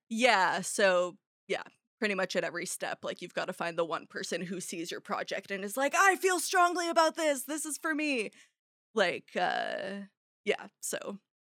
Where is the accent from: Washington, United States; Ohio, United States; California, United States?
California, United States; Arcata; also born or lived in San Francisco; Arcata, my hometown